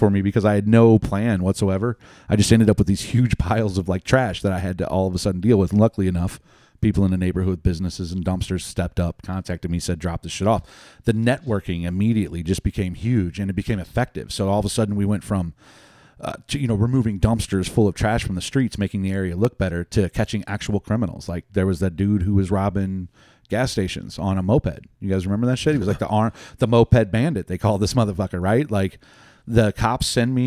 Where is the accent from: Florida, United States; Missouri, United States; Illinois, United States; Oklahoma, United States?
Missouri, United States; Lemay; I grew up in Lemay